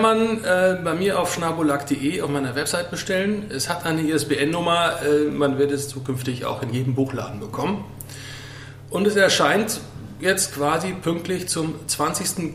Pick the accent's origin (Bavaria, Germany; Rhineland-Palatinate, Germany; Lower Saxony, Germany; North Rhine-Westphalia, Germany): North Rhine-Westphalia, Germany; Sauerland; moved away as an adult; now in Baltrum, Germany; bin gebürtig aus dem Sauerland und jetzt seit 13 Jahren hier auf Baltrum